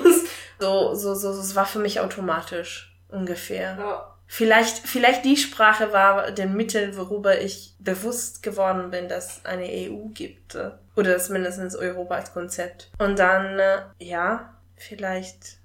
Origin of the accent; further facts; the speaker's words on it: Italy; German is a second language; now in Germany; als Italienerin in Deutschland zu wohnen